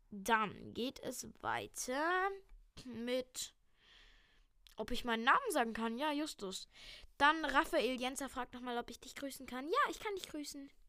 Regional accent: Berlin, Germany; Nein, ich komme tatsächlich aus Berlin, ich bin hier geboren.

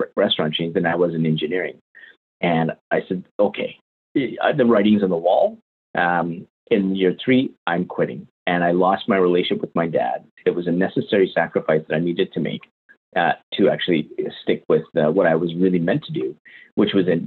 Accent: Winnipeg, Manitoba, Canada; now in London, Canada; Canadian. So born and raised in Winnipeg, Canada. I now live in London, Ontario.

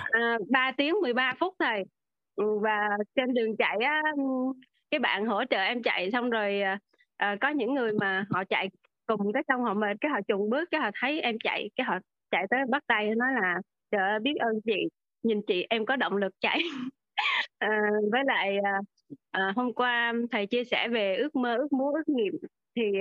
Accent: Nha Trang, Khanh Hoa, Vietnam; em đến từ Nha Trang

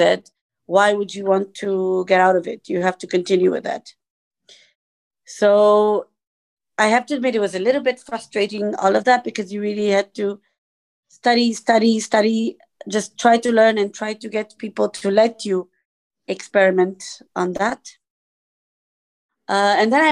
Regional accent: Portugal; I am from Portugal

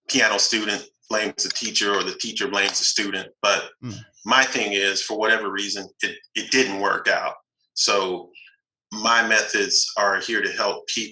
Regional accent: Fort Worth, Texas, United States; also born or lived in Los Angeles, California; I'm from Texas, a town called Fort Worth, west of Dallas

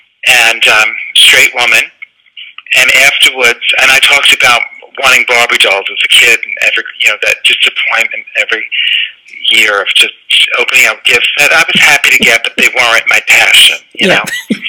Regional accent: Bronx, New York, United States; Well, I grew up in the Bronx, and it was a pleasant neighborhood, but it was in the 70s

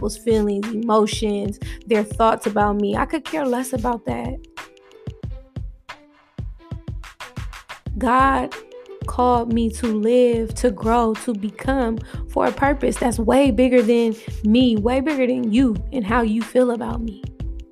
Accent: Oakland, California, United States; I'm born and raised in Oakland, California.

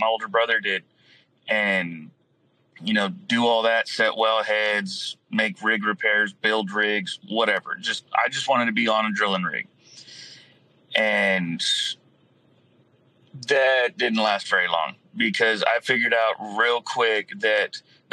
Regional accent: Falfurrias, Texas, United States; I'm originally from Fat Furious, Texas, which is way down south

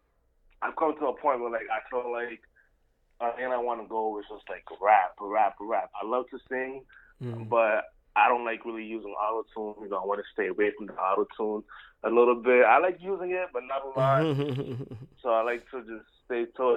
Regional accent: New York City, New York, United States; I'm based out of NYC, born and raised the boogie down Bronx

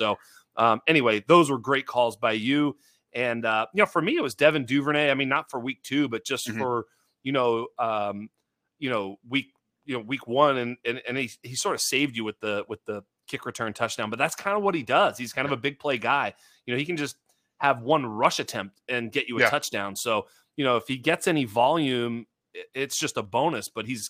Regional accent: Boston, Massachusetts, United States; You know, I'm originally from Boston. I'm living in California, but, you know, had some season tickets to the Patriots and been a Patriot fan my whole life.

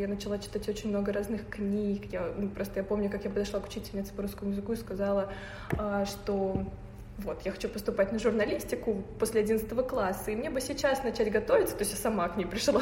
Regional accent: Naberezhnye Chelny, Tatarstan, Russia; now in Moscow, Russia; я из эм, региона, так сказать, республики Татарстан, э, город Набережной Челны

